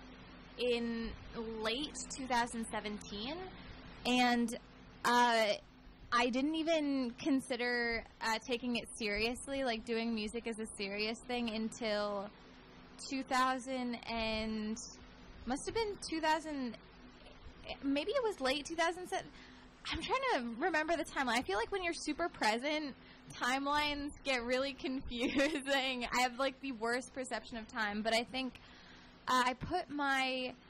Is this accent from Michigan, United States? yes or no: no; Northern California, United States; now in Los Angeles, United States; we're from the same exact place in Northern California